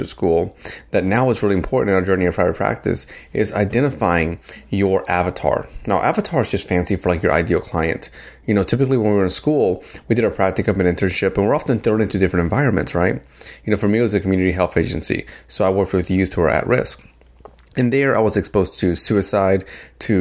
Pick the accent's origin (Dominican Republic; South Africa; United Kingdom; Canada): Dominican Republic; now in United States; I am an immigrant. I came from the Dominican Republic. I'm here to the U.S.